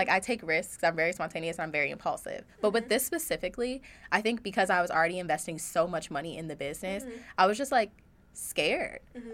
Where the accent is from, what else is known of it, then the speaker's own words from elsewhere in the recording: Toledo, Ohio, United States; moved away; I'm from Toledo